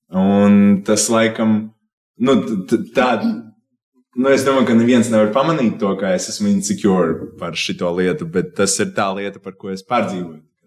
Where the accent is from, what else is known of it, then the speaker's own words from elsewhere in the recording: Riga, Latvia; es esmu no Bolderājas. es esmu izdzīvojis pret līdz cik 18, gandrīz 19 gadiem Bolderājā.